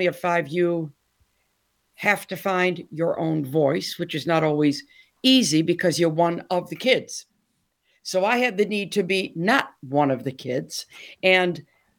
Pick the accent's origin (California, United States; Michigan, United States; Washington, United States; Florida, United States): Michigan, United States; Detroit; moved away as an adult; now in Essex, United Kingdom; born and raised in Detroit